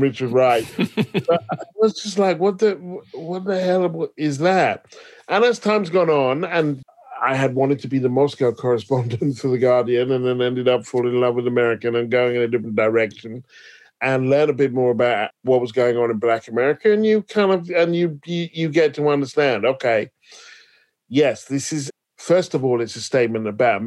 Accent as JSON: {"language": "English", "country": "United Kingdom", "also_born_or_lived": "Paris", "said": "I'm British"}